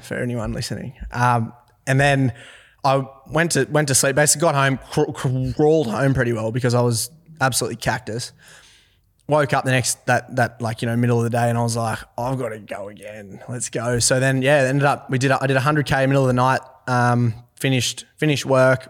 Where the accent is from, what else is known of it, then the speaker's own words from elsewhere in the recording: Forbes, New South Wales, Australia; also born or lived in Orange, New South Wales; I'm from Forbes, New South Wales.